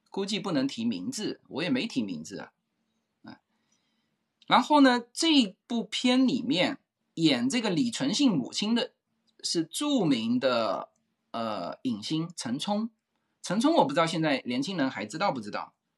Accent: China; 我们中国大陆和台湾人，我们共称华人

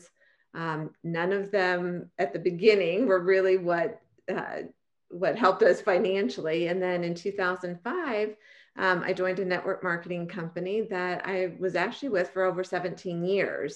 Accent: San Francisco Bay Area, Northern California, United States; moved away as an adult; also born or lived in Arizona; I grew up in Northern California, San Francisco Bay Area

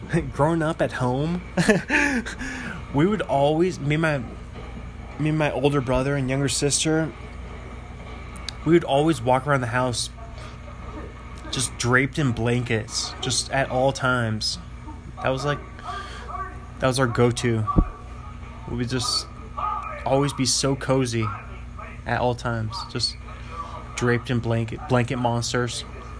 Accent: New York City, New York, United States; I was talking about New York City, growing up in New York City.

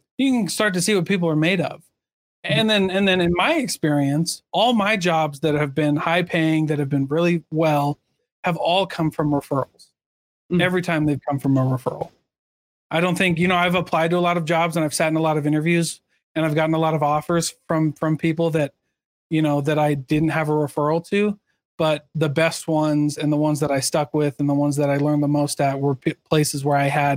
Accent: Iowa, United States; my hometown in Iowa

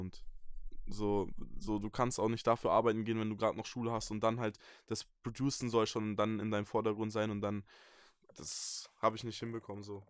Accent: Bamberg, Bavaria, Germany; ich komme aus Bayern, aus dem wunderschönen Franken, ähm, aus Bamberg, einer kleinen Stadt

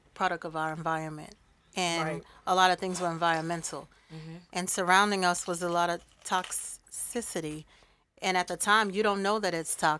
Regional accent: New York City, New York, United States; moved away as an adult; now in South Florida, United States; I'm from Queens. I'm from Jamaica, Queens

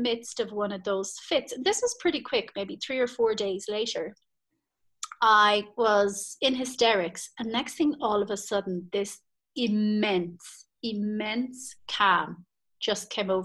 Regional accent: Ireland; moved away as an adult; I'm Irish, and I was at home in Ireland

